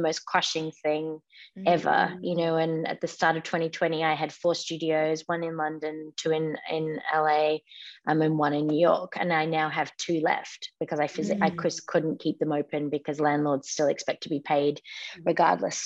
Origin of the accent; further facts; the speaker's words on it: Melbourne, Victoria, Australia; also born or lived in Palm Springs; now in Los Angeles, United States; I grew up in Melbourne, Australia